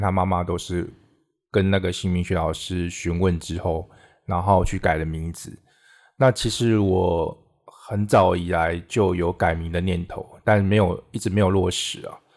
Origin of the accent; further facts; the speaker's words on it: Minxiong, Chiayi County, Taiwan; 小时候是住在嘉义县民雄乡，嗯哼。就是现在中正大学的附近，是。可是是半山腰里面